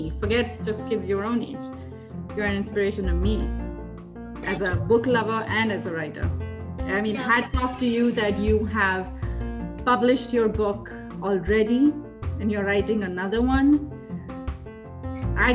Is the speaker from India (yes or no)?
yes; India; moved away as an adult; I lived in India my whole life. I grew up in India. I went to school in India, college, university. I moved here only 8 years ago. And I was well in my 20s when I moved here.